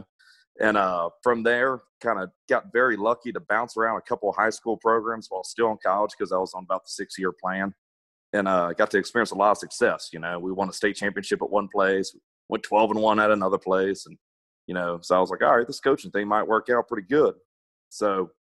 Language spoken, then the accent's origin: English; Baton Rouge, Louisiana, United States; moved away as an adult; now in Houston, United States; I'm from Baton Rouge, Louisiana